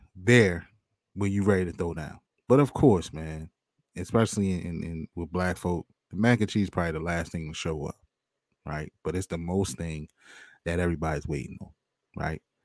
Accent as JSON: {"language": "English", "area": "outside of Baltimore", "region": "Maryland", "country": "United States", "tie": "born or raised there", "said": "I grew up on the outside of Baltimore"}